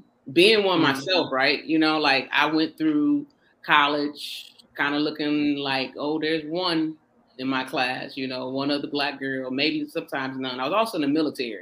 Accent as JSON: {"language": "English", "town": "Joliet", "region": "Illinois", "country": "United States", "tie": "born or raised there", "said": "born and raised in Joliet, Illinois, right outside of Chicago"}